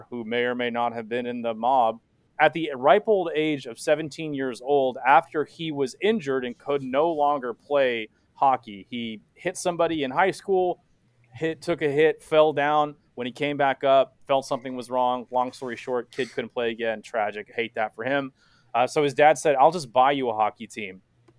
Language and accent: English; the South, United States; us Southern boys are down here in the South region